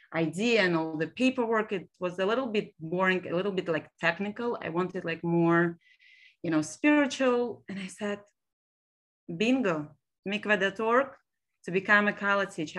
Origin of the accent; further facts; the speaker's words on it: Israel; English is a second language; moved away as an adult; also born or lived in Almaty, Kazakhstan; now in Brooklyn, United States; I was raised in actually Israel. I was born in Almaty, Kazakhstan